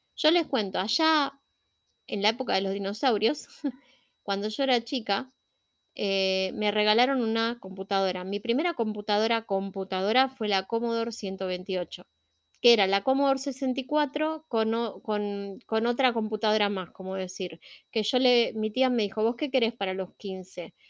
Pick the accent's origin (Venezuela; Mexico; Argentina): Argentina; yo soy latina, vivo en Argentina y soy latina